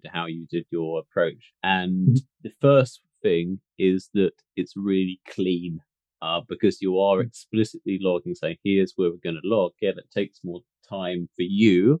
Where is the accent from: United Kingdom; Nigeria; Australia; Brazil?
United Kingdom; I'm from Britain.